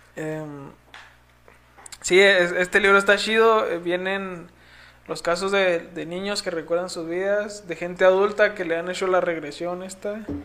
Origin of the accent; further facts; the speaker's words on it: Mexico; nacimos en México